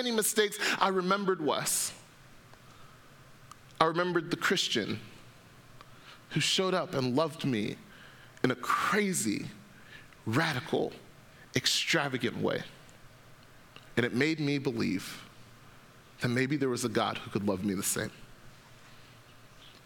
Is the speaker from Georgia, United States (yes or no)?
yes; Atlanta, Georgia, United States; I grew up in Atlanta, Georgia